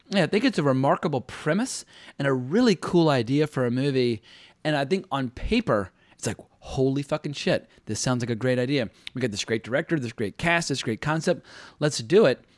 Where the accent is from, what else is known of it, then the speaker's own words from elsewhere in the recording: United States; I, as an American